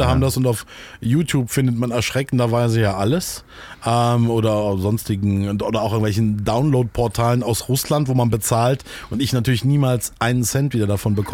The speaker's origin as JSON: {"language": "German", "town": "Solingen", "region": "North Rhine-Westphalia", "country": "Germany", "tie": "born there", "said": "Ähm, ich komme eigentlich, ich bin geboren in Solingen in der wunderschönen verregneten Stadt und ähm, so in der Nähe von Köln und Düsseldorf."}